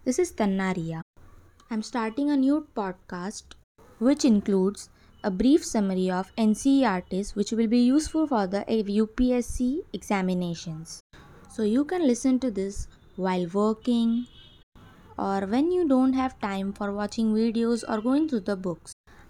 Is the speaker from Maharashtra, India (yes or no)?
yes; Mumbai, Maharashtra, India; I am from Mumbai. I am 21 years old